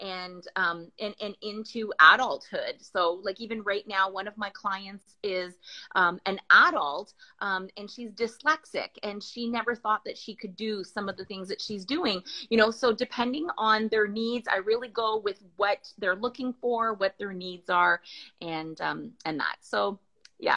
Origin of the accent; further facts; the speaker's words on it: near Ottawa, Ontario, Canada; I'm from Canada, near the capital, near Ottawa, Canada